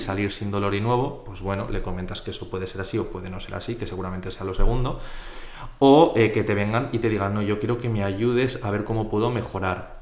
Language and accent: Spanish; Zaragoza, Aragon, Spain; also born or lived in Poland / Bilbao / Huesca; soy de aquí de Zaragoza de toda la vida